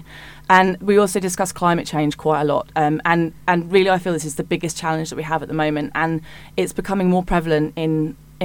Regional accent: Hitchin, East of England, United Kingdom; I was born in Hitchin and I've lived there almost all of my life

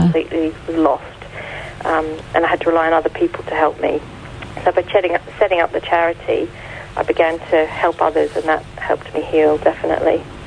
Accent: Australia; accent: Australian; moved away as an adult; now in United Kingdom; I don't know if you can hear from my accent, I'm Australian.

